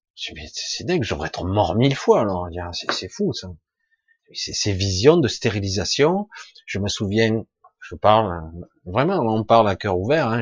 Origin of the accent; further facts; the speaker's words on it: Marseille, Provence-Alpes-Côte d'Azur, France; Je suis marseillais d'origine